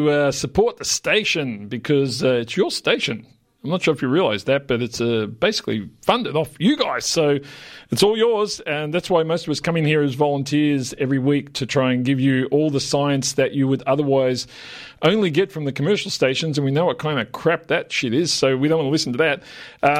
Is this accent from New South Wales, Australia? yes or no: no; Melbourne, Victoria, Australia; I grew up in Yarraville. It's my old suburb